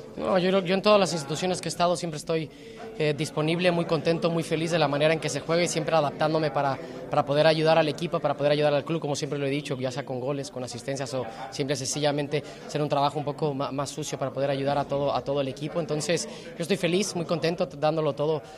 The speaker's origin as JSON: {"language": "Spanish", "country": "Mexico", "moved": "as an adult", "lives_now": "Seville, Spain", "said": "soy mexicano"}